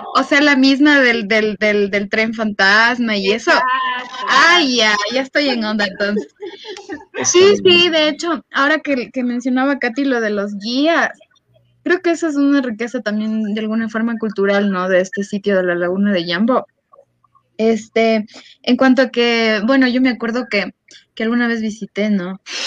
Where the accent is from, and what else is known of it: Ecuador